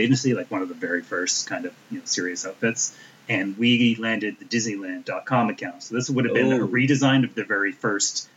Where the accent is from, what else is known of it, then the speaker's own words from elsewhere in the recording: Canada; I'm Canadian